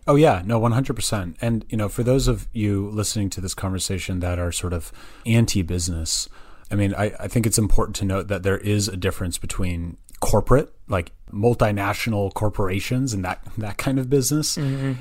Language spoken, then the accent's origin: English; Berkeley, California, United States; also born or lived in Santa Barbara, California / San Francisco, California; I was I was born and raised in the Bay Area, um, so I'm actually originally from Berkeley, California